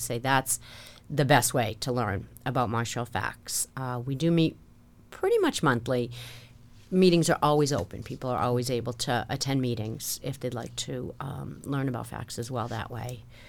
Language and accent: English; Marshfield, Massachusetts, United States; I was practically born and raised in Marshfield. Came down in nineteen sixty-nine in the third grade.